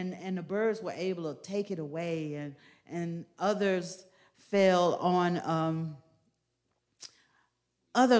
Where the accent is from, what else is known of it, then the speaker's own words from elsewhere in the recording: Clover, United States; when we grew up in Clover, we spoke to people every time they passed us